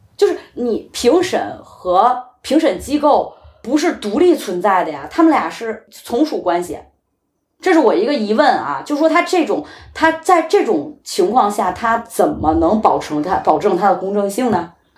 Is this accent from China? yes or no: yes; China; also born or lived in Beijing; now in Copenhagen, Denmark; 我们中国人